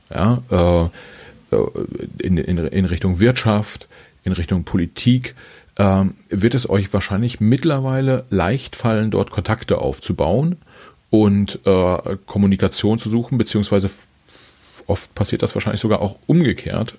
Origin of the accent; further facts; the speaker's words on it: Germany; als Deutscher